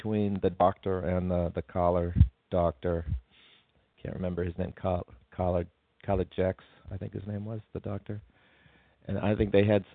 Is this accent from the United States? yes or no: yes; United States; as an American